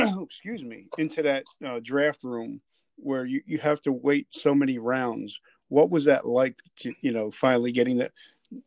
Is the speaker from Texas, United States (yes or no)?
no; New Jersey, United States; moved away; also born or lived in Jacksonville / Fort Drum; I'm from Jersey originally